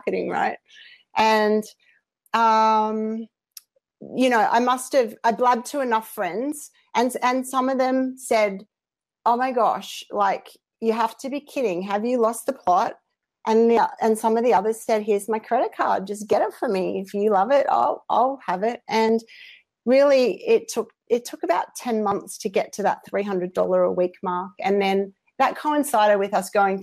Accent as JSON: {"language": "English", "country": "Australia", "accent": "Aussie", "said": "I hope you can all understand my accent for the non-Aussies"}